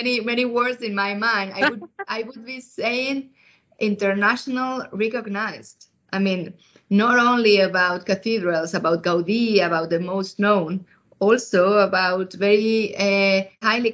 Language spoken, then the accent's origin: English; Madrid, Community of Madrid, Spain; moved away as an adult; also born or lived in Valencia; now in China; I come from Valencia. I grew up in Madrid.